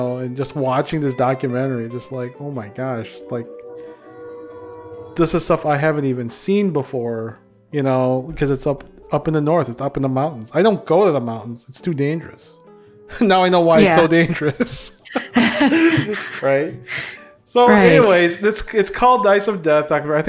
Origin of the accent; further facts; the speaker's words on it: Philippines; they know what the Philippines is and they find out I'm a Filipino.